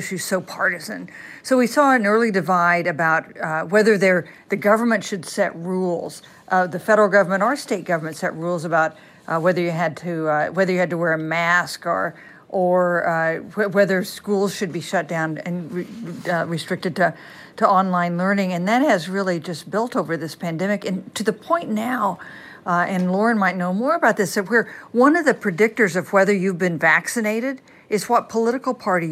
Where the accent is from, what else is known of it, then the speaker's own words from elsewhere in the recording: Kansas, United States; I'm from Kansas